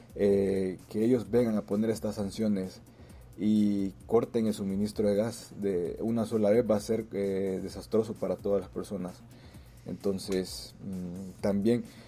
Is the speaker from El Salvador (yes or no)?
yes; El Salvador; moved away as an adult; now in Moscow, Russia; soy salvadoreño residente en Moscú. Tengo alrededor de seis años de estar viviendo aquí.